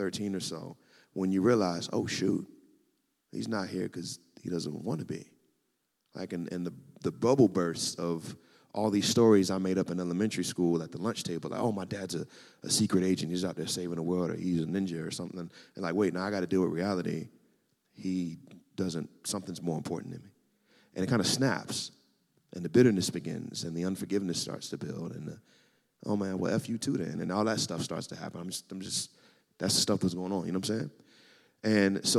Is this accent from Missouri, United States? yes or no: yes; Kansas City, Missouri, United States; I was born in Kansas City, Missouri, to a very happy household.